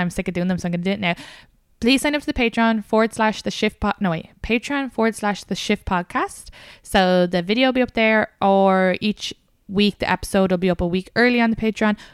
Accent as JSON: {"language": "English", "area": "Kildare", "region": "Leinster", "country": "Ireland", "accent": "Irish", "moved": "yes", "lives_now": "United States", "said": "I'm from Kildare."}